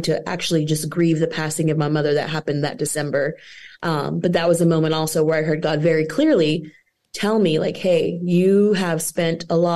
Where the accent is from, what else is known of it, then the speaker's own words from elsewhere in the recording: Weatherford, Texas, United States; moved away as an adult; now in Nashville, United States; I am from Texas, born and raised in Texas, a small town in Texas that can easily be deleted off the map. But so sorry to everyone in Weatherford